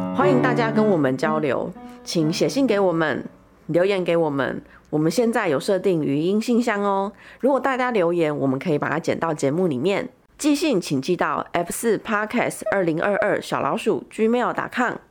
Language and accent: Chinese; Chiayi, Chiayi City, Taiwan; 其实我是一个在嘉义市长大的小孩